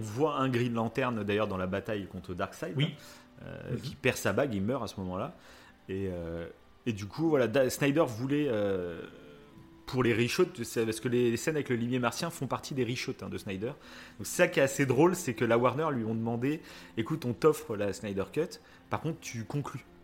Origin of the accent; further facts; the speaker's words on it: France; Chez nous en France